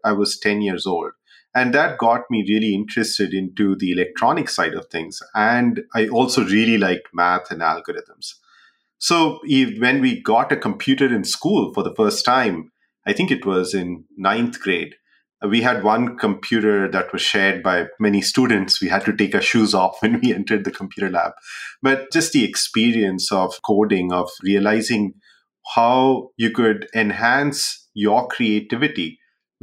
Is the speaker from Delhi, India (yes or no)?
no; Jamshedpur, Jharkhand, India; moved away; also born or lived in Bihar; I grew up in a city called Jamshedpur in India